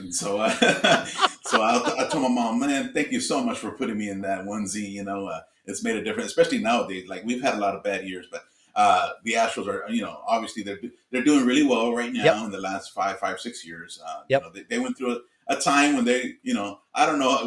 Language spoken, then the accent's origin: English; Houston, Texas, United States; I grew up in Houston, Texas